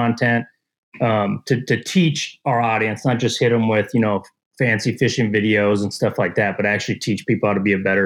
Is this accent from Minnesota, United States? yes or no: yes; Shakopee, Minnesota, United States; I'm originally from Shakopee and, grew up in Shakopee.